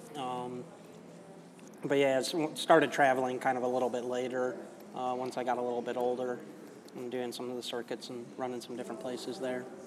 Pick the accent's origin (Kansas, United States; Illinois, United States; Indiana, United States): Illinois, United States; Chicago; I grew up in Wicker Park in Chicago